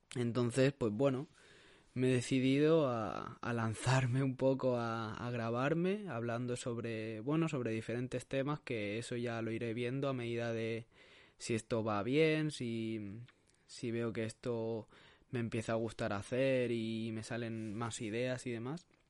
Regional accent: Sabadell, Catalonia, Spain; soy un chico de Barcelona, de Sabadell

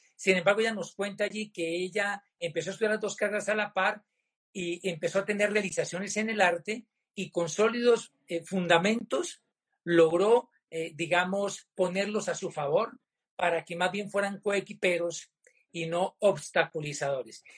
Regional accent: Popayán, Cauca, Colombia; mi tierra natal, a mi Popayán del Alma

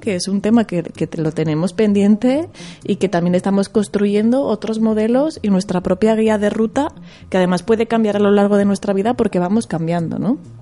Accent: Zaragoza, Aragon, Spain; yo vengo de Zaragoza, ¿no? De allí de, está la Plaza del Pilar, que hay muchas palomas, ¿no? Y yo siempre digo de broma, como cuando iba de pequeña a la Plaza del Pilar

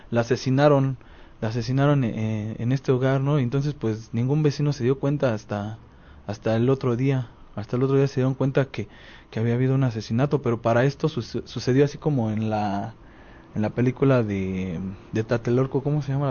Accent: Cuautepec, Mexico; yo creo que los que somos de aquí de Cautepec ah, hemos escuchado mucho de la historia del camarón

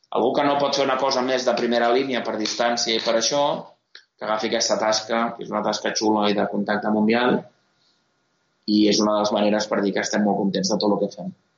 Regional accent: Catalonia, Spain; sóc català, per tant no sóc espanyol.

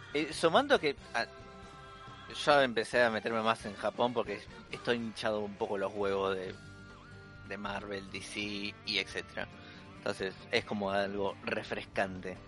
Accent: Argentina; lector argentino que lee en español

